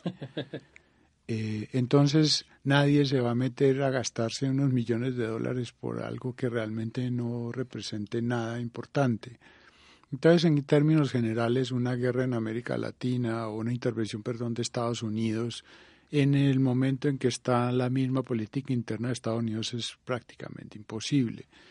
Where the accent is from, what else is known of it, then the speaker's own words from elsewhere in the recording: Colombia; nosotros, Colombia